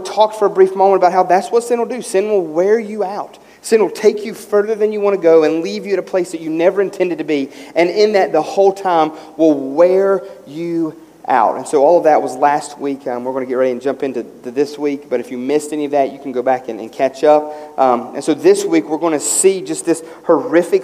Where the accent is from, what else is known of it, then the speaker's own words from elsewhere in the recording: West Virginia, United States; as a kid growing up in West Virginia